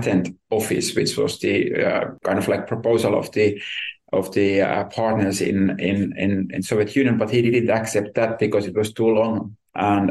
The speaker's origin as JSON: {"language": "English", "town": "Tampere", "region": "Pirkanmaa", "country": "Finland", "tie": "born or raised there", "moved": "as an adult", "lives_now": "Helsinki, Finland", "said": "I could get a nice job in my city, my hometown then"}